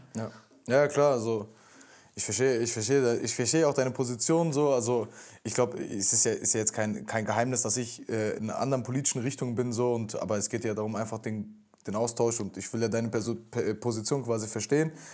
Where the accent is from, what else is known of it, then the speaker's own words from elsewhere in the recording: Cologne, North Rhine-Westphalia, Germany; ich komme aus Köln